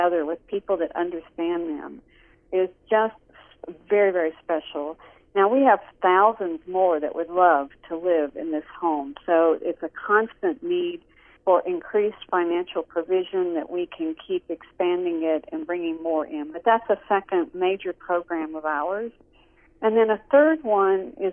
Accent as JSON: {"language": "English", "country": "United States", "said": "as an American"}